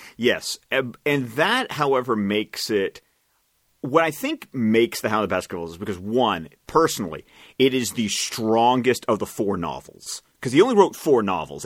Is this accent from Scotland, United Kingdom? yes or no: yes; Scotland, United Kingdom; I speak as a Scot